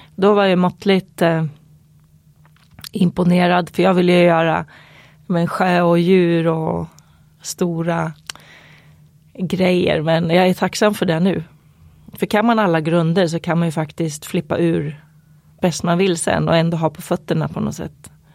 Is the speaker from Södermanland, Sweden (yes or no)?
yes; Eskilstuna, Södermanland, Sweden; i mina krokar i Eskilstuna där jag växte upp.